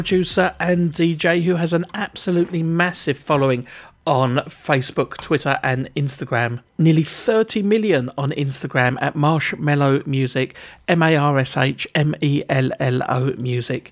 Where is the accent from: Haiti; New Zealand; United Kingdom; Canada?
United Kingdom; England; I always say Z because I'm English